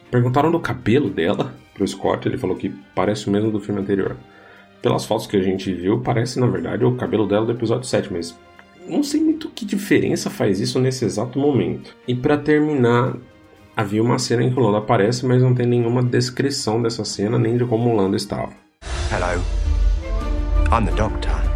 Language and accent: Portuguese; Brazil; eu e você somos brasileiros